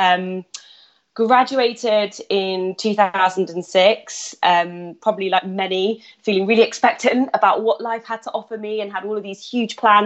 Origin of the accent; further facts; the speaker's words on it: Nottingham, East Midlands, United Kingdom; also born or lived in South of England; I'm from Nottingham, from Robin's Hood. That's where I kind of grew up and spent my childhood.